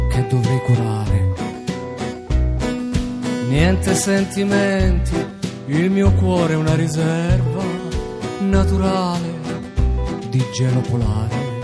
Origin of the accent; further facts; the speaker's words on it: Messina, Sicily, Italy; Sì, sì, sono di Messina.